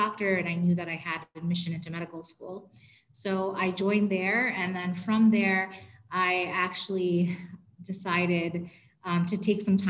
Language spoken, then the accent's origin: English; New York, United States; moved away as an adult; now in New Jersey, United States; I'm from New York, born and raised